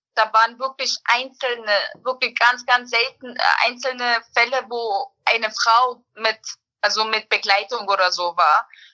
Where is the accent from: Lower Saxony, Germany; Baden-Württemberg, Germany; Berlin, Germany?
Berlin, Germany; also born or lived in Bosnia and Herzegovina; ich bin im Endeffekt in Berlin aufgewachsen